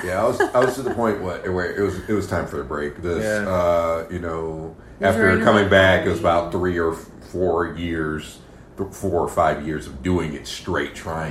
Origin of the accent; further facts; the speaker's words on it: Fayetteville, North Carolina, United States; Not continuously. I did leave for a little bit when I went to school at UNCP in Pembroke, North Carolina, and then I stayed